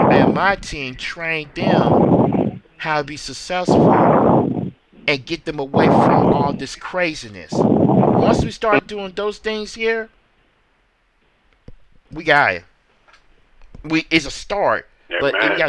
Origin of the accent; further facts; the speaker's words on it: Memphis, Tennessee, United States; Memphis, my hometown